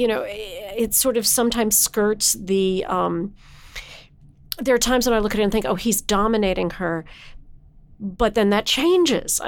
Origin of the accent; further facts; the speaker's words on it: United States; having been born in the late 1950s and growing up in the United States